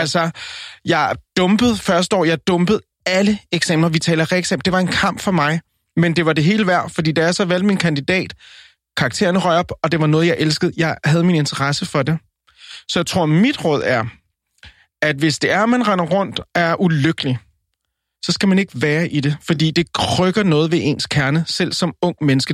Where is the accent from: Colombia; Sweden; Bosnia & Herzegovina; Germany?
Colombia; now in Denmark; jeg er colombianer